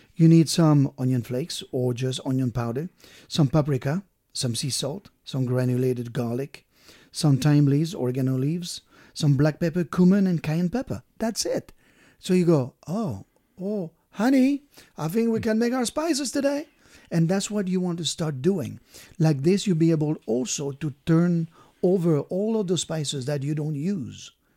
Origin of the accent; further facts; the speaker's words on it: Brittany, France; moved away; I'm from Brittany